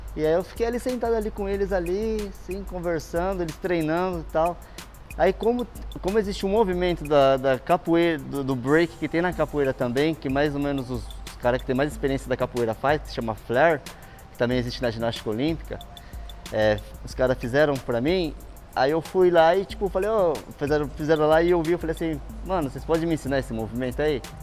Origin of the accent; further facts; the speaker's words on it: Bauru, São Paulo, Brazil; now in São Paulo, Brazil; sou natural de Bauru SP